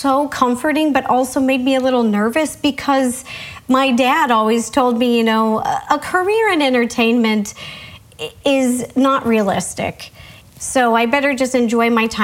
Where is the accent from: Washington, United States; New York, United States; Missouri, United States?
Washington, United States; Seattle; moved away as an adult; I grew up in Seattle.